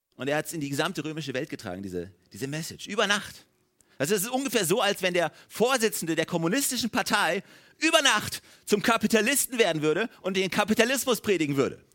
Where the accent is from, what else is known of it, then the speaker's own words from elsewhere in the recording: Germany; als Deutsche